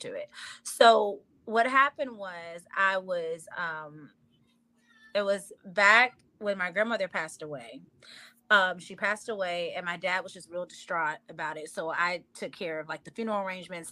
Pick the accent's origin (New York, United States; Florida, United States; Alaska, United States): Florida, United States; Miami; I'm from Miami.